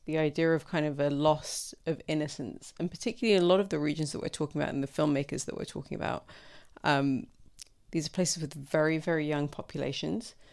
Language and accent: English; Sudan; also born or lived in London, United Kingdom; now in United Kingdom; I myself, I'm, you know, was born here, but I grew up in Sudan